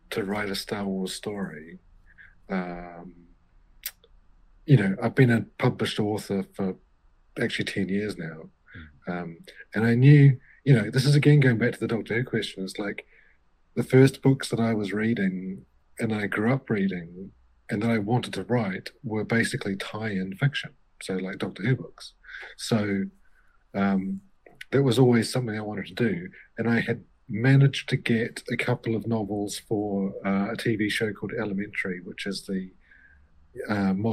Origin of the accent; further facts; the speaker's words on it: New Zealand; I grew up in New Zealand in the 80s